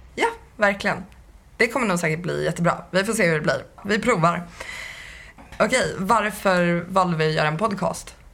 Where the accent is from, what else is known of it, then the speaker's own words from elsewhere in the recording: Södertälje, Stockholm County, Sweden; moved away as an adult; now in Manly, Australia; jag är från Södertälje ursprungligen och jag flyttade till Australien i november